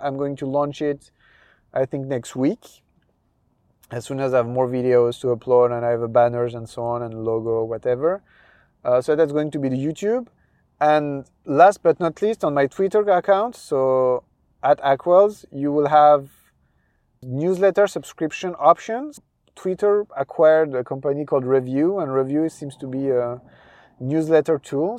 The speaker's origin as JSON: {"language": "English", "country": "France", "accent": "French", "second_language": "English", "said": "my French accent"}